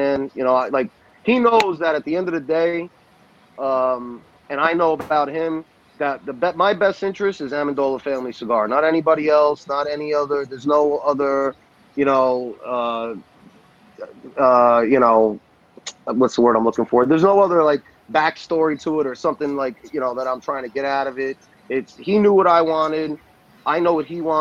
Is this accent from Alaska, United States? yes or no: no; New York, United States; moved away; I'm Italian. I'm from New York.